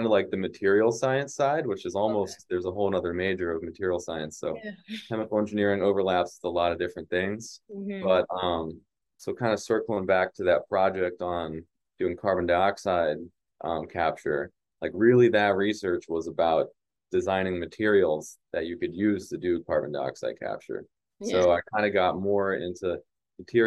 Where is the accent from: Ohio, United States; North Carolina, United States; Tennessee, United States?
North Carolina, United States; moved away as an adult; also born or lived in Alabama; now in Atlanta, United States; I grew up in North Carolina